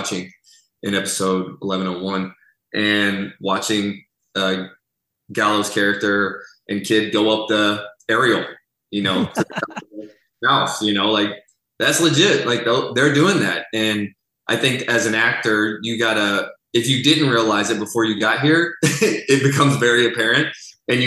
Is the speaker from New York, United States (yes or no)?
no; Texas, United States; also born or lived in Seattle; now in Chicago, United States; I grew up in Texas where we didn't get much snow